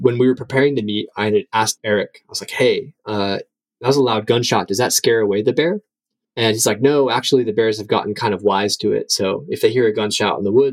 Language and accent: English; Tennessee, United States; moved away as an adult; now in Hokkaido, Japan; I grew up in Tennessee near a military base.